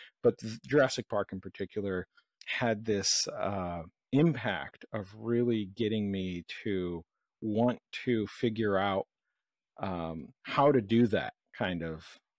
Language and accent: English; Brazil; where I grew up in South America, in Brazil